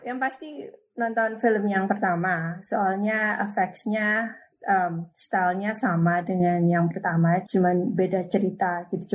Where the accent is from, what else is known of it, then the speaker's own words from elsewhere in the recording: Indonesia; moved away as an adult; also born or lived in Sumatra / Surabaya, East Java / New York; now in California, United States; dulu saya tinggalnya lahirnya di Sumatera terus sekolah di Upaya, di Surabaya